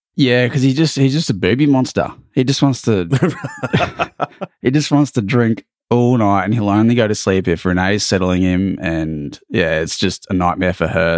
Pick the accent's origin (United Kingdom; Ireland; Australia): Australia; accent: thick Australian; born and bred there, uh, or here